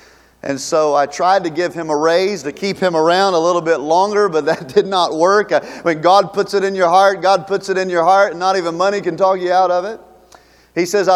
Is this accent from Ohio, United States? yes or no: no; Charlotte, North Carolina, United States; moved away; Charlotte's my hometown